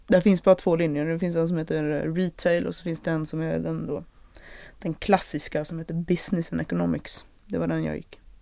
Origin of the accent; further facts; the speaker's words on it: Malmö, Skåne, Sweden; då bodde ju redan jag och min mamma i eh, Malmö, så det var där jag växte upp